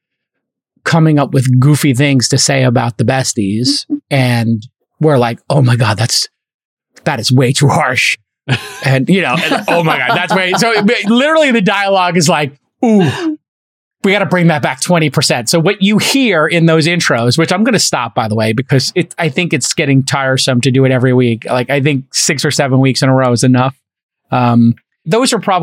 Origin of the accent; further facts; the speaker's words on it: New York City, New York, United States; moved away; also born or lived in Los Angeles; I'm Irish and I'm a writer. And I came from Brooklyn where people just break each other's chops.